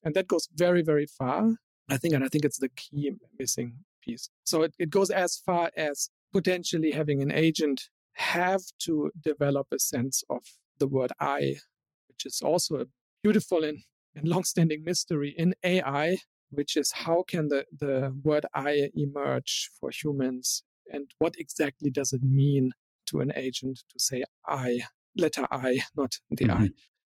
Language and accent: English; Germany; born there; still know that I was born in Germany